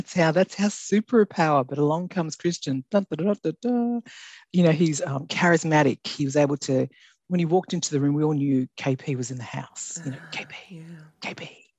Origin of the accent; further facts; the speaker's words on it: Australia; also born or lived in New Guinea; So, yeah, and raised in Australia and very, very unapologetically loud and proud Aussie.